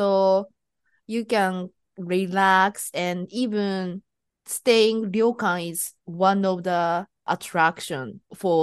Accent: Japan; now in United States; I'm Japanese and I'm living in US.

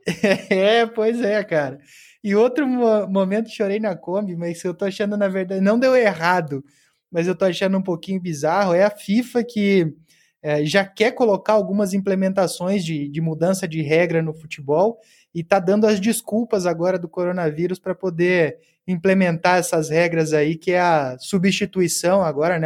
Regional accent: Cascavel, Paraná, Brazil; moved away as an adult; also born or lived in Porto Alegre; Eu estava me mudando de Cascavel, cidade que eu nasci, Cascavel no Paraná, para Porto Alegre

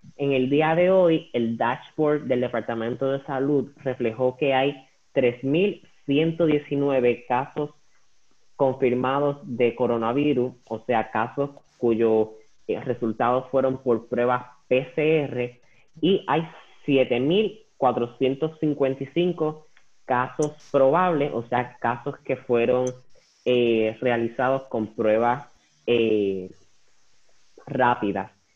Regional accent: Puerto Rico; a nosotros como puertorriqueños

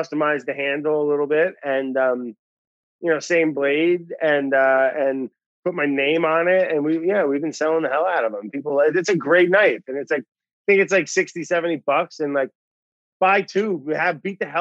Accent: Northern New Jersey, United States; I grew up right in Northern New Jersey. We bordered up against Pennsylvania and New York on the Delaware Water Gap

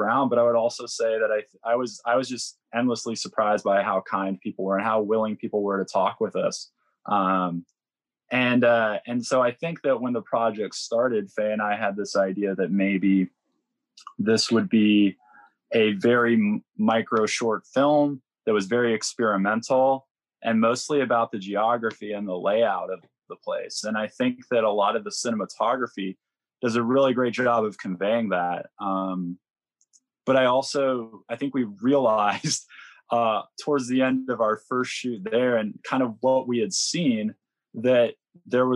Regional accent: Georgia, United States; now in Los Angeles, United States; I grew up in Georgia

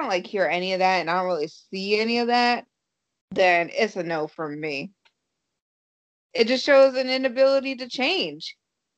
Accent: South Carolina, United States; moved away as an adult; now in Boston, United States; I'm from South

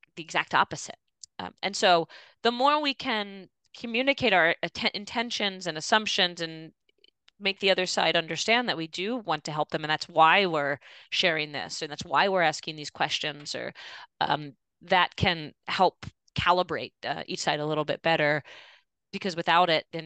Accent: Philadelphia, Pennsylvania, United States; I grew up in the Philadelphia area, a Jewish family

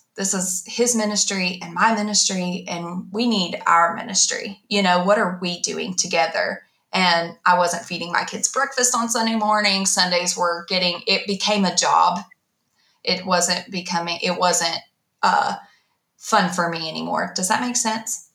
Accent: Ardmore, Oklahoma, United States; also born or lived in Dallas, Texas; I was in the fourth grade when we moved from Dallas to Ardmore

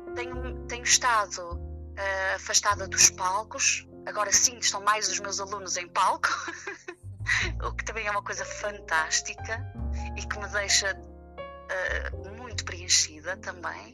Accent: Vila Nova de Famalicão, Norte, Portugal; porque eu nem sequer vivo no Porto, não é? Sou de Vila Nova de Famalicão

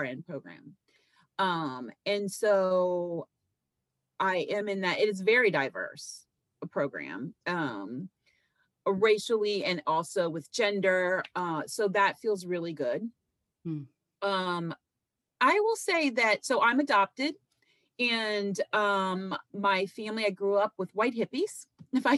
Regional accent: Kentucky, United States; I grew up in Kentucky, okay, with hippies

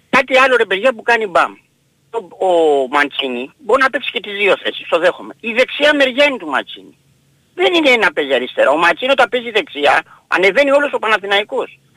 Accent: Peristeri, Attica, Greece; καλημέρα παιδιά από το Περιστέρι

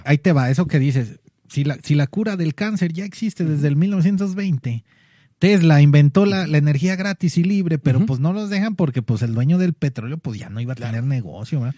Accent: Guadalajara, Jalisco, Mexico; lo que somos los tapatíos

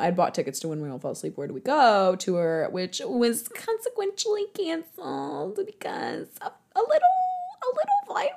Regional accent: Michigan, United States; I'm from Michigan, so, like, Motown was something I was raised on

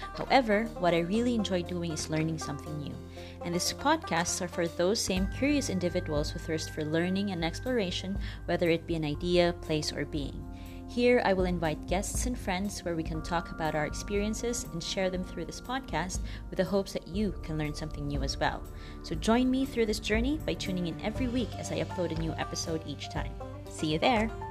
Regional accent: Philippines; now in Costa Rica; I am from the Philippines but currently based in Costa Rica

